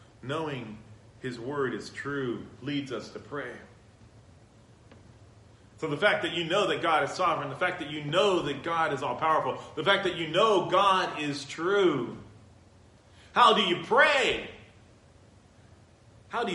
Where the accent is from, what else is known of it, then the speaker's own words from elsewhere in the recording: San Bernardino, California, United States; I was raised in San Bernardino.